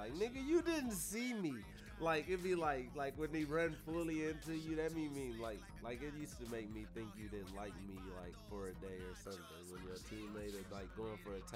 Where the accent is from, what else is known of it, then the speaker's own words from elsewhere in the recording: California, United States; most of my friends is multicultural because I'm a Californian bubble.